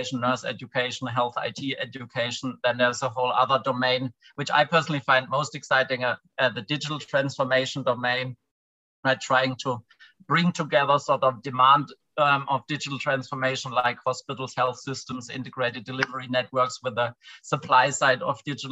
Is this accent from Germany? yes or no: yes; a tiny village in the south of Germany, Southern Germany, Germany; also born or lived in London; now in Berlin, Germany; I'm from a tiny village in the south of Germany. It's a 200 people, and it's a very rural place. Now I live in Berlin.